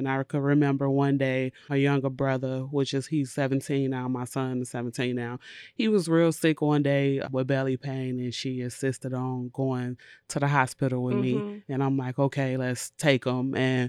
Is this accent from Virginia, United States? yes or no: no; Chicago, Illinois, United States; now in Madison, United States; She came to live with me here in Madison because we're originally from Chicago.